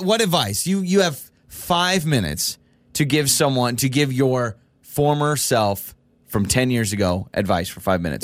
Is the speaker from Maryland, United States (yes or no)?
no; Idaho, United States; I've been born and raised in Idaho, and I've lived in Idaho my entire life